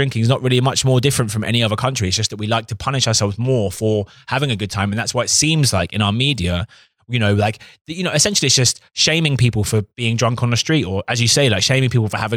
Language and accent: English; United Kingdom; also born or lived in Suffolk; I'm British